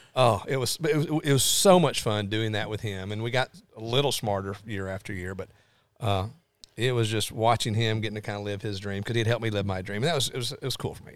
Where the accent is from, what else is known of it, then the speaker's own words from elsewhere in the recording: Lawrenceburg, Tennessee, United States; also born or lived in Clarksville, Tennessee; now in Nashville, United States; I grew up in Lawrenceburg, but n, I've sort of been Nashville's been home base for thirty years